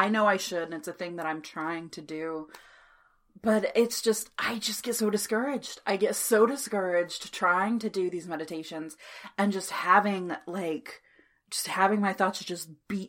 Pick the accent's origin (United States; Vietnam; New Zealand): United States; Texas; We're also from Texas